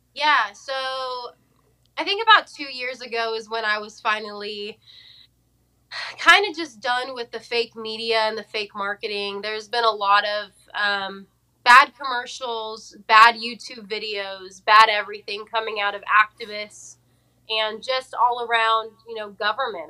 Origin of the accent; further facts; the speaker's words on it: Fresno, California, United States; moved away as an adult; now in Nashville, United States; born and raised in Fresno, California